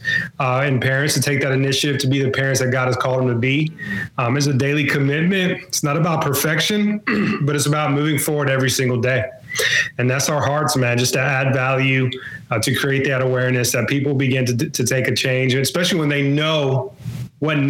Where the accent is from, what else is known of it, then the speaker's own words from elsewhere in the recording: Mobile, Alabama, United States; I'm from Mobile, Alabama